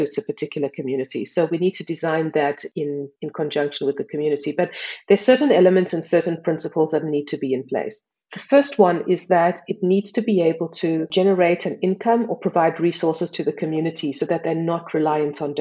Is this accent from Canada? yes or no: no; South Africa; moved away as an adult; now in Switzerland; I'm South African. I've been living in Switzerland for more than 10 years